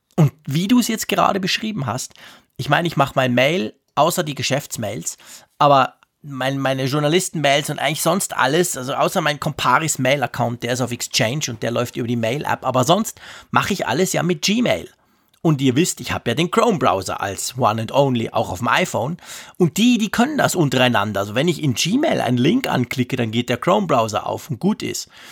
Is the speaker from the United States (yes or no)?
no; Switzerland; wir haben ja extrem viele Deutsche bei uns